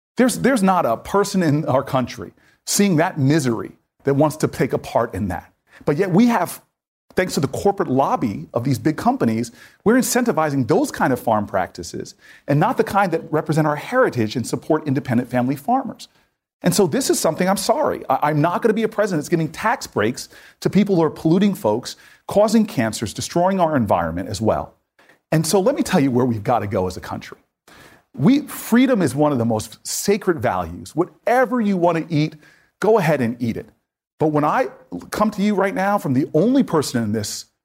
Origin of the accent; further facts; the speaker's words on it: Northeast, United States; I'm a Northeastern guy